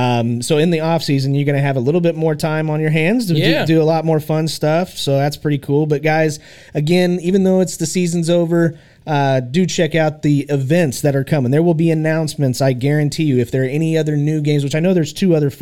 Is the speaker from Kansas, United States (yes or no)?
yes; Wichita, Kansas, United States; also born or lived in Garden City, Kansas; I was born in Garden City, but I've lived in Wichita pretty much my entire life.